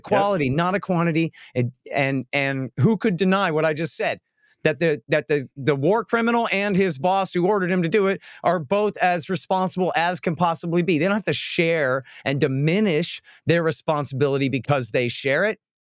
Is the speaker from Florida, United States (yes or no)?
no; Austin, Texas, United States; I'm from Austin, not Dallas or Houston